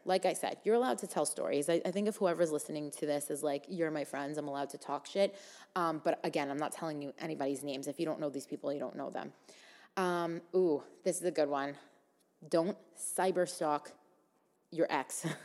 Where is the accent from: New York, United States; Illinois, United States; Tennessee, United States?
New York, United States; New York City; me growing up in Staten Island, and, like, mostly hanging out with people from Staten Island my whole life